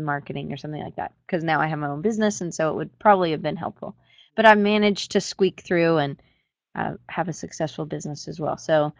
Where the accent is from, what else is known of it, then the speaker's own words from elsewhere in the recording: Atlanta, Georgia, United States; I'm from Atlanta originally